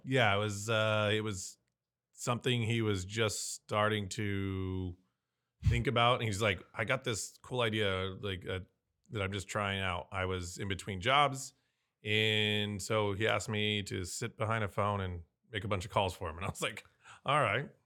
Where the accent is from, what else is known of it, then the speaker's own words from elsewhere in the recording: San Diego, California, United States; I was born and raised here in San Diego